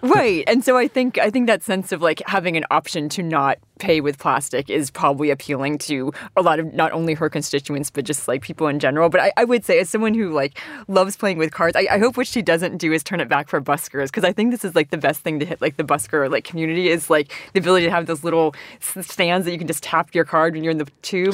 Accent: United States; moved away; as an American

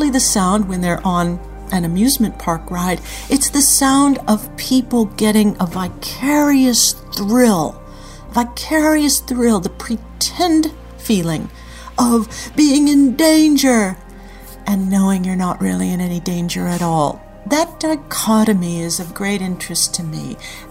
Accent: Anaheim, California, United States; I grew up in Anaheim, California

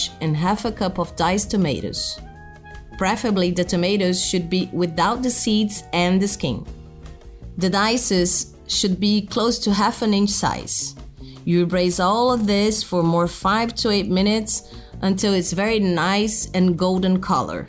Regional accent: Brazil; I'm a chef from Brazil

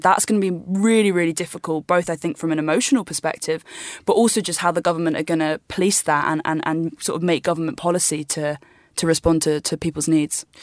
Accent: United Kingdom; I'm from the U K, and I just get to stay where I'm from

